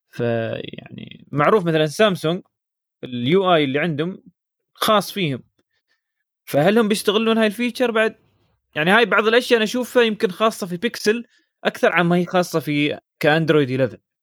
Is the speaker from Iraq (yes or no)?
no; United Arab Emirates; عندنا في الامارات